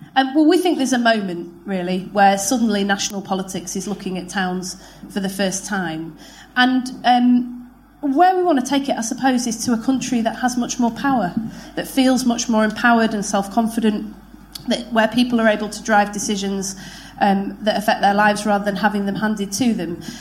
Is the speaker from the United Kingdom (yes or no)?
yes; Manchester, North West England, United Kingdom; I was born in Manchester in 1979